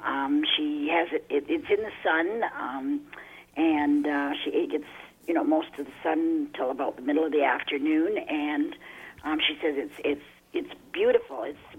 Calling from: West Lorne, Ontario, Canada; West Lorne

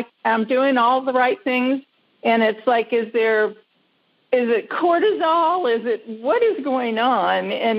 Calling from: Melbourne, Florida, United States; I'm calling from Melbourne, Florida.

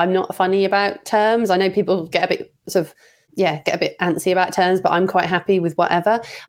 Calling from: England, United Kingdom; I'm calling from England, UK

